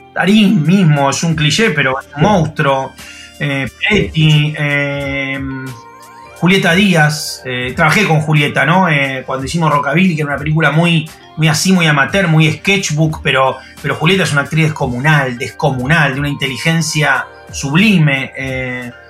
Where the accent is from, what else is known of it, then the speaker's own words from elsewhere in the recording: Argentina; soy argentino